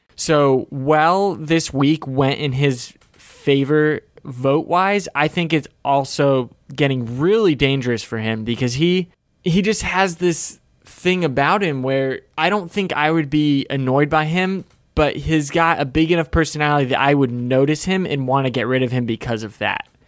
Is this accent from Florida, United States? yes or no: yes; Florida, United States; I'm from Florida